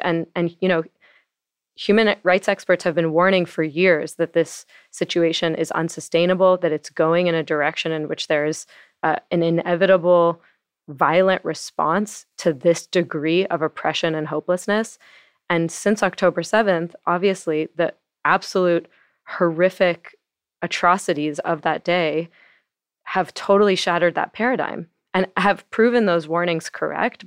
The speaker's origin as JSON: {"language": "English", "town": "Los Angeles", "region": "California", "country": "United States", "tie": "born or raised there", "said": "I grew up in Los Angeles"}